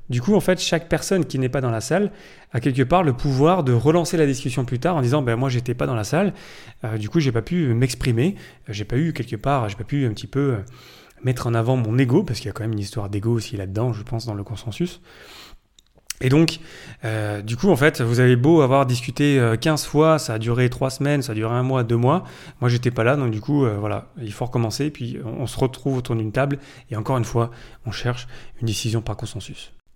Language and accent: French; France; je suis français